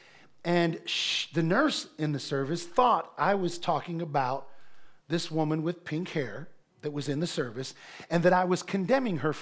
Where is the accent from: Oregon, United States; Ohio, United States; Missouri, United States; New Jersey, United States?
Ohio, United States; moved away; I was preaching in Ohio. Sheree and I were there at a church in my hometown